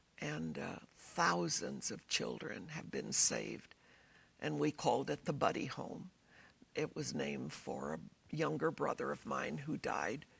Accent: United States; being an American

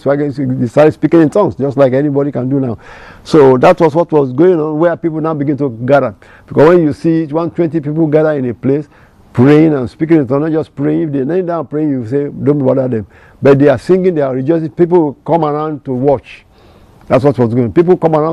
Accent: Nigeria; first language Yoruba; English is a second language; I'm from Nigeria, Africa, and I have my local language, Yoruba

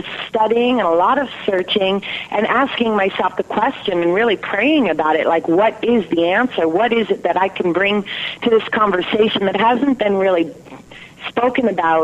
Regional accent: California, United States; I come from California, family of 11 children

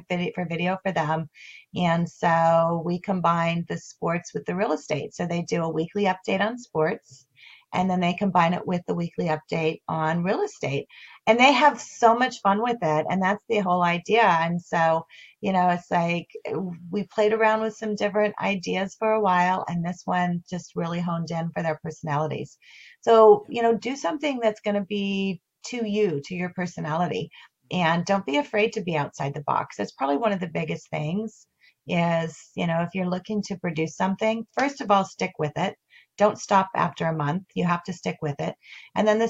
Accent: Colorado, United States; I grew up in Colorado

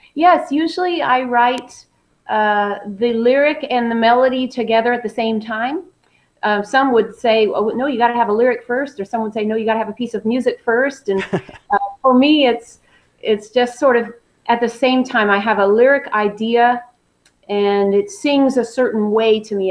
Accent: Southern California, United States; moved away as an adult; now in Nashville, United States; I was born and raised in Southern California, so I'm a West Coast girl

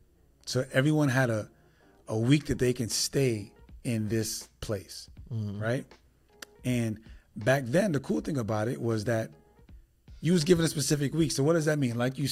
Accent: New York City, New York, United States; I'm originally from New York City, so we was able to leave New York and vacation.

